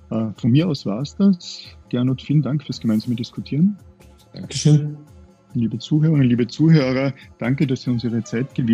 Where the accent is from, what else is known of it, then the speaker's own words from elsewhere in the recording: Upper Austria, Austria; Würde ich als Oberösterreicher ähnlich sehen